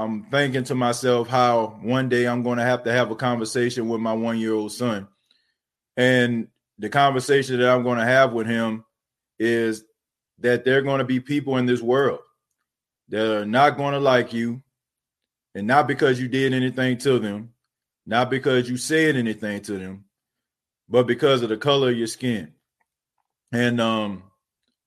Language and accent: English; New Orleans, Louisiana, United States; moved away as an adult; I grew up in a night ward in New Orleans. You know, I lived there for 19 years of my life until Hurricane Katrina hit in 2005